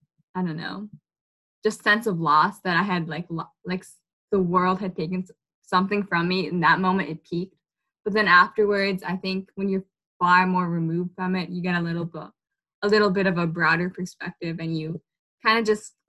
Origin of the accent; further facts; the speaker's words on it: Malden, Massachusetts, United States; I'm from Malden. I just graduated from Malden High this year